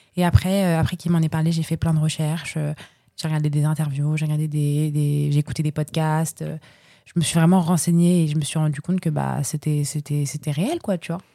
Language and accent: French; Paris, Île-de-France, France; parisienne depuis toujours, hein. J'ai pas d'origine, euh, de droite ou gauche, comme les gens peuvent, euh, peuvent dire en général, mais voilà, je viens de Paris, je suis parisienne